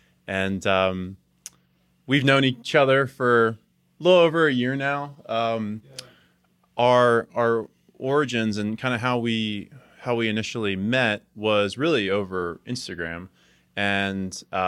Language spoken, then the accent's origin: English; New Jersey, United States; because I'm originally from New Jersey